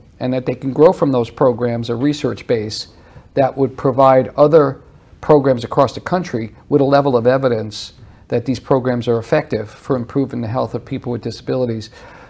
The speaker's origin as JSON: {"language": "English", "town": "New York City", "region": "New York", "country": "United States", "tie": "born or raised there", "moved": "as an adult", "lives_now": "Birmingham, United States", "said": "I grew up in Flushing, Queens"}